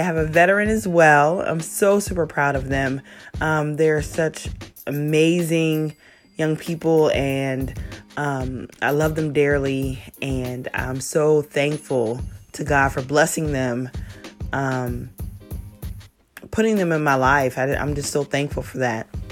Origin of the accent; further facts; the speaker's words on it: South Carolina, United States; moved away as an adult; also born or lived in Virginia; I'm born and raised in South Carolina.